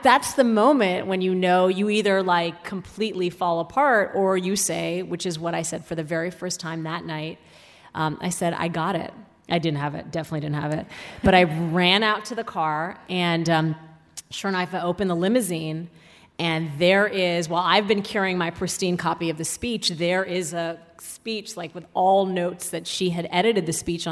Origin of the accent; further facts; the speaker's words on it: Saudi Arabia; now in United States; growing up in Saudi Arabia